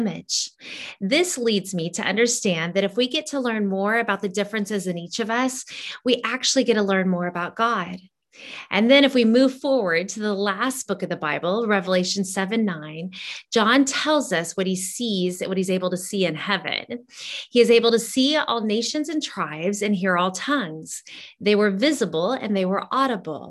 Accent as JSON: {"language": "English", "country": "Honduras", "tie": "born or raised there", "moved": "yes", "said": "growing up in Honduras"}